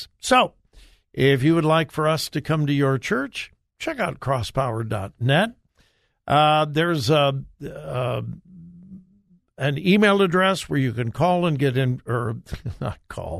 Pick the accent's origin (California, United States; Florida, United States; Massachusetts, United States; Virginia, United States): California, United States; moved away; my home state